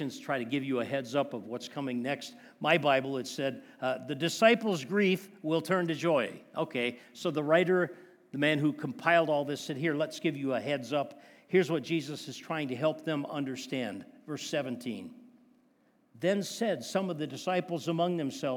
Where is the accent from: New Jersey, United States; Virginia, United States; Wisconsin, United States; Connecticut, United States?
Wisconsin, United States; I grew up in Wisconsin